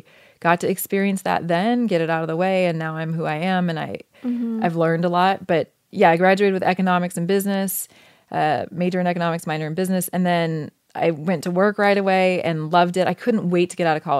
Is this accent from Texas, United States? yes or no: no; Oregon, United States; moved away as an adult; I grew up in Oregon, which I loved